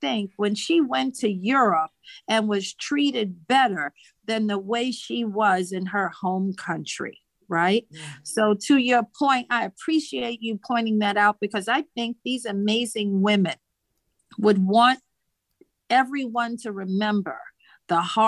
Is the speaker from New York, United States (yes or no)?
yes; New York City, New York, United States; I'm born and bred in Queens